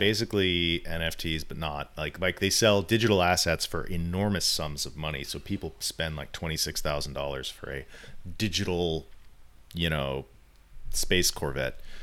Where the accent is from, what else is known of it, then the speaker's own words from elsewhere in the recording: California, United States; as someone who's lived in California my whole life